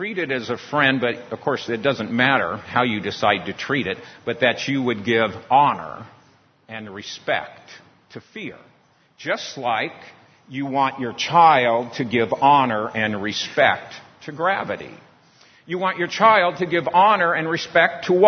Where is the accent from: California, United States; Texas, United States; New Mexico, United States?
California, United States; San Diego; Growing up in San Diego, in California, by the beach, I spent a lot of time in the water messing around